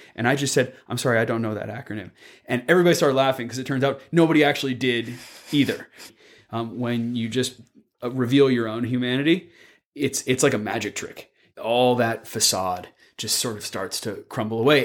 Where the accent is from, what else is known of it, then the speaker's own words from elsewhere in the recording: Palo Alto, California, United States; moved away; back home where I'm from, 'cause I'm from Palo Alto